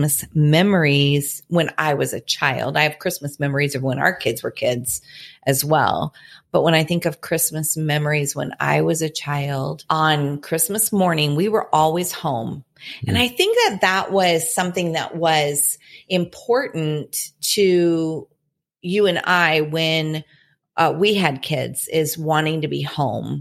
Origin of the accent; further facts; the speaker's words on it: Indiana, United States; now in Illinois, United States; Mark and I were both born and raised in Indiana